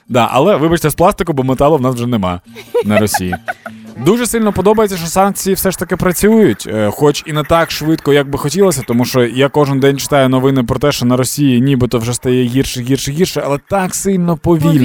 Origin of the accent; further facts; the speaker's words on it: Dnipro, Dnipropetrovsk Oblast, Ukraine; moved away; мій рідний Дніпро